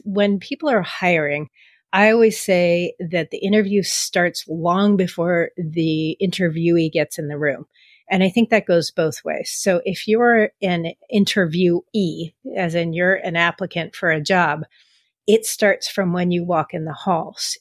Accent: San Francisco, California, United States; I grew up in San Francisco

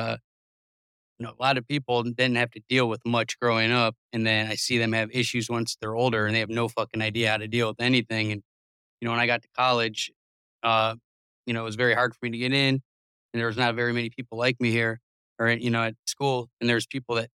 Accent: Cleveland, Ohio, United States; I'm from Cleveland, not a great spot

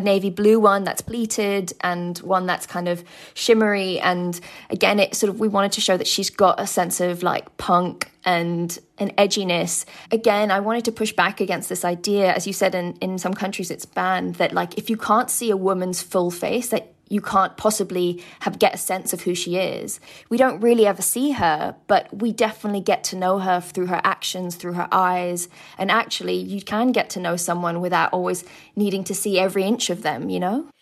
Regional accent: United Kingdom; being a British Muslim or from you know Pakistani background

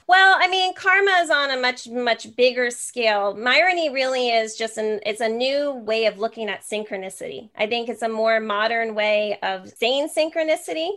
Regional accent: New Jersey, United States; now in San Jose, United States; I'm actually from New Jersey. I'm in San Jose, California now

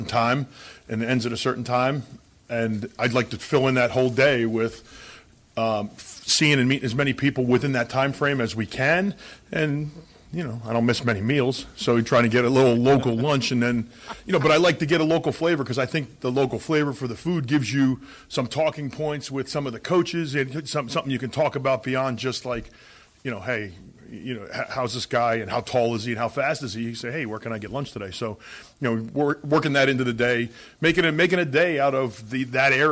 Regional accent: New Jersey, United States; now in Nebraska, United States; I'm from New Jersey

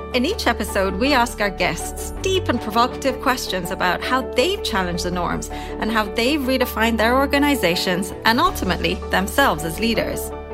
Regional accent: London, United Kingdom; I am from London

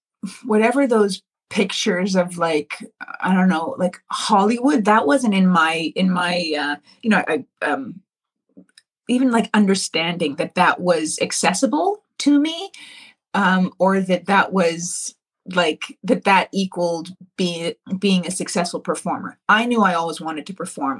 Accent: Ontario, Canada; me and my sisters, we grew up here in Ontario

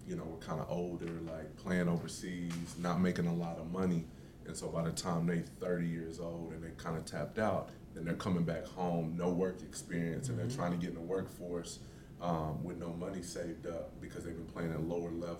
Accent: Oklahoma City, Oklahoma, United States; Oklahoma City, born and raised

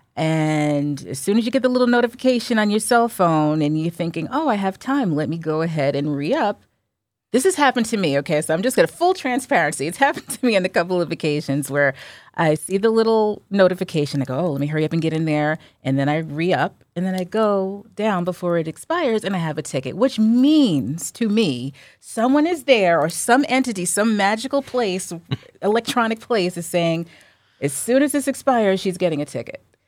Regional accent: New Jersey, United States; I'm from Jersey

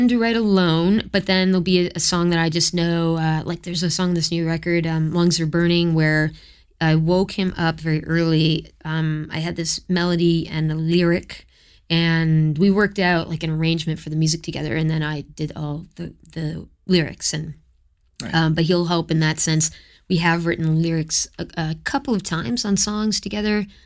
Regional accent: Florida, United States; born there; U.S. citizenship because I was born in Florida.

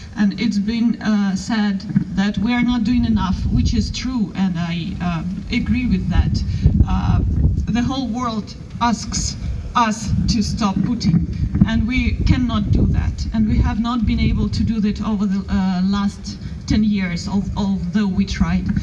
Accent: Rivne, Rivne Oblast, Ukraine; moved away as an adult; now in Oxford, United Kingdom; I'm from Western Ukraine, Rivne. I've lived in Oxford for six years.

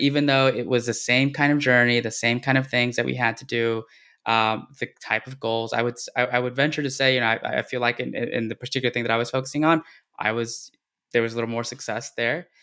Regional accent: Texas, United States; since I, uh, grew up here

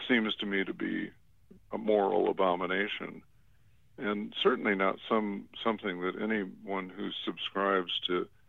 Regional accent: Chicago, Illinois, United States; growing up in an affluent community on the North Shore of Chicago. I was born in Chicago, but my family eventually moved up to the North Shore

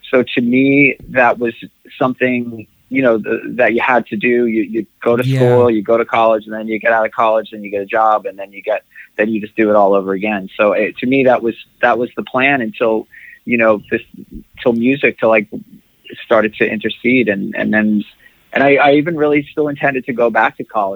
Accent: New York City, New York, United States; I was born in Queens in Rockaway Beach

